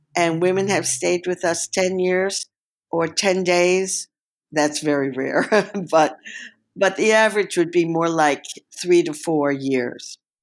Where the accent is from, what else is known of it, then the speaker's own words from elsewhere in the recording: New York, United States; moved away as an adult; also born or lived in New Mexico; now in Israel; I'm Jewish from New York, and growing up in the years of the, uh, shall we say, the counterculture